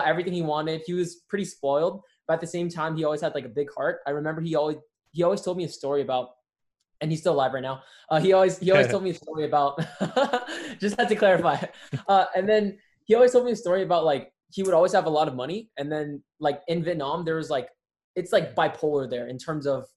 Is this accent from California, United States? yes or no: yes; Rosemead, California, United States; now in El Monte, United States; I'm in El Monte, California right now, but I grew up in Rosemead, California